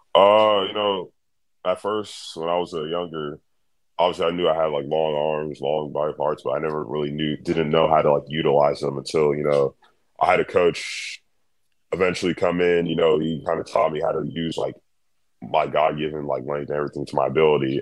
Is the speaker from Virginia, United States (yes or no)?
no; Dallas, Texas, United States; I was born in Dallas. I've lived uh, in the United States my whole life.